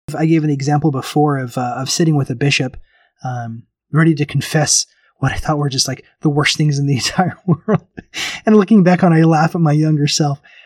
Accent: Memphis, Tennessee, United States; now in Bakersfield, United States; I remember growing up in Tennessee, I grew up in Memphis

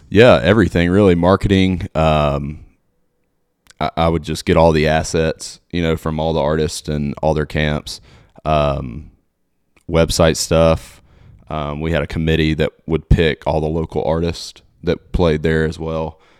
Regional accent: Mobile, Alabama, United States; moved away as an adult; now in Nashville, United States; Mobile, Alabama, my hometown

